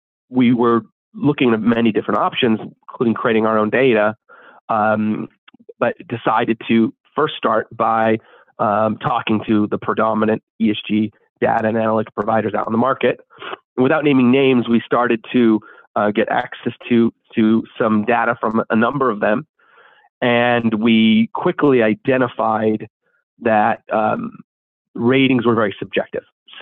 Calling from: Los Angeles, California, United States; Los Angeles, California.

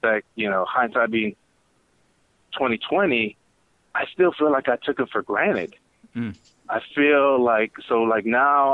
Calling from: Georgetown, Texas, United States; I'm calling from Georgetown, Texas, just north of Austin.

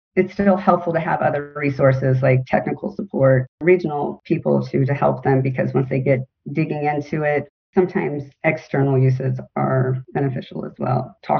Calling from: Florida, United States; I am kind of in between Sarasota and St. Petersburg, Florida. So I'm on the Gulf Coast of Florida.

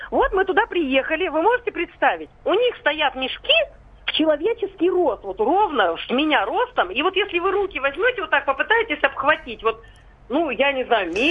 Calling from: Chelyabinsk, Chelyabinsk Oblast, Russia; я из Челябинска.

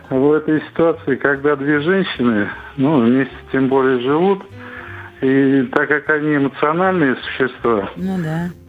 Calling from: Moscow, Russia; звоню я из Москвы.

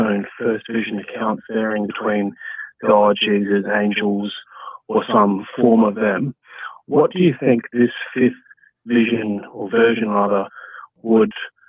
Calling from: Brisbane, Queensland, Australia; Hey, guys … I'm calling you from down under, sunny Brisbane.

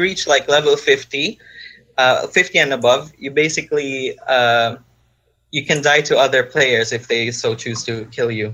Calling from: Philippines; I'm actually calling from the Philippines, and it's like 6 a.m. right here

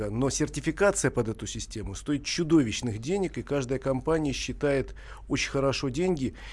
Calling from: Novosibirsk, Novosibirsk Oblast, Russia; А, добрый день. Ну, у нас уже, я это из Новосибирска

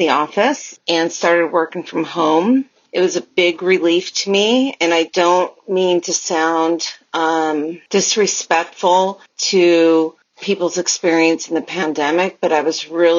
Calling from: California, United States; I am calling from California

